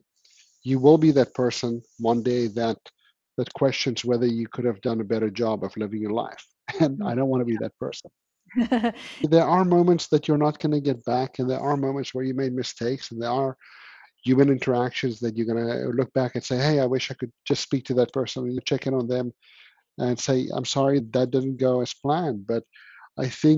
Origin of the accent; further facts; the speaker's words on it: South Africa; being South African